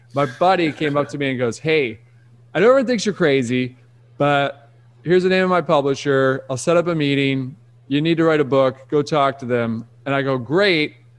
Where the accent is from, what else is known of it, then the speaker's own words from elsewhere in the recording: Rochester, Michigan, United States; I grew up in Detroit, outside of Detroit